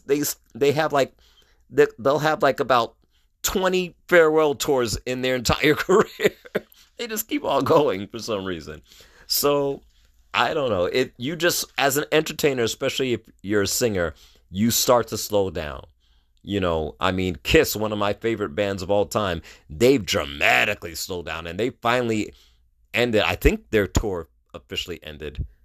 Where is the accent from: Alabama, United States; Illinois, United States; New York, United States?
New York, United States; New York City; moved away as an adult; also born or lived in Brooklyn, New York; I was born in Brooklyn, raised in Queens